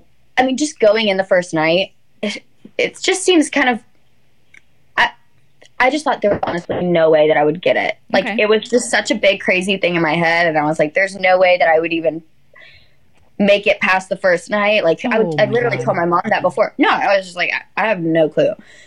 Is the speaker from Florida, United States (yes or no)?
no; Alabama, United States; But I was like, oh … I'm from Alabama.